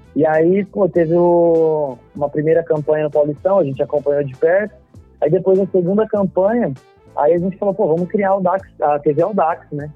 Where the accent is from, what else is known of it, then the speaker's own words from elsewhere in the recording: Marília, São Paulo, Brazil; eu sou do interior, né? Eu sou de Marília, né? Interior de São Paulo